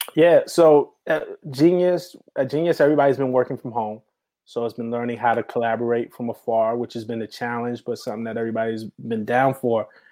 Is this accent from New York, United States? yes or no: yes; New York City, New York, United States; I grew up in New York City around that time